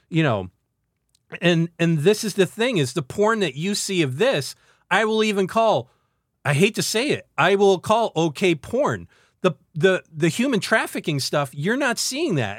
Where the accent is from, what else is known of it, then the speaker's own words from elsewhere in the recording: central New York, United States; two people from central frickin' New York